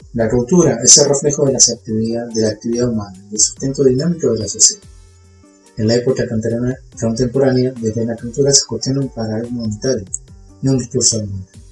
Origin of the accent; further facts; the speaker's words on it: Argentina; somos todos argentinos